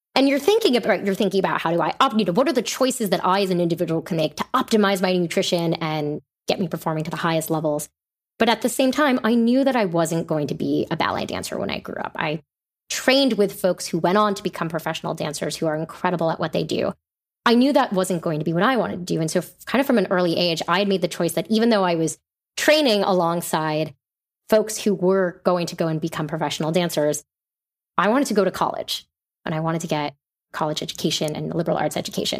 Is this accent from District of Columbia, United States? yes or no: no; New York City, New York, United States; I grew up in New York City